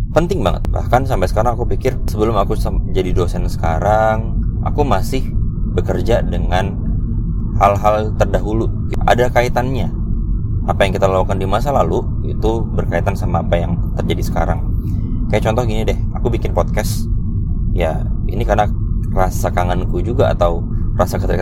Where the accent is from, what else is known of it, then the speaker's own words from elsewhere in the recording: Samarinda, East Kalimantan, Indonesia; moved away as an adult; startup di kotaku di Samarinda kemudian setelah itu di 2016 ya karena aku waktu itu eh, 2015 tuh lulus S1 2016 tuh ada kesempatan buat jadi asdos uh, di kampus lain